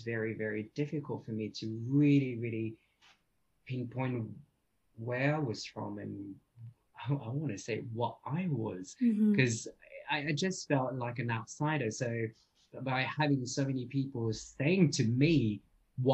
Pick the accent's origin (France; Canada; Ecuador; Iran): France; also born or lived in London, United Kingdom / Vietnam (ancestry); now in Bangkok, Thailand; I'm Vietnamese, but I was born in France and then I lived in the UK and now I live just a little bit anywhere.